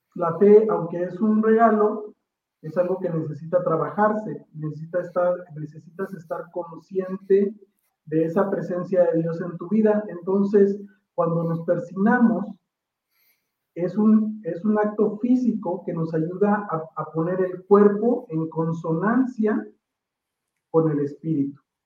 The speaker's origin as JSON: {"language": "Spanish", "country": "Mexico", "said": "como mexicano"}